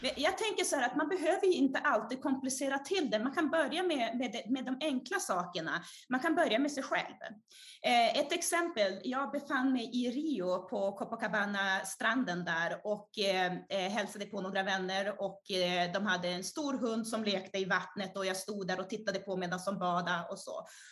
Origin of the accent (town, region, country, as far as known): Umeå, Västerbotten County, Sweden; born or raised there; also born or lived in Brazil